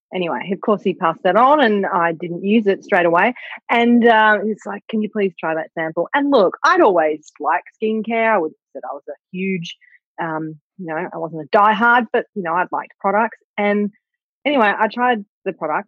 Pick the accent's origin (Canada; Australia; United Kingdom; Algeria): Australia; we're Australian